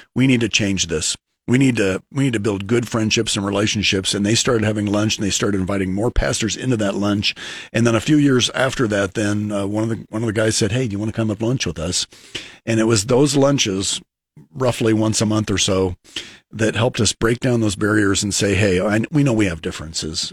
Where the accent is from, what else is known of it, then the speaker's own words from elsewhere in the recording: Lincoln, Nebraska, United States; I'm from South Lincoln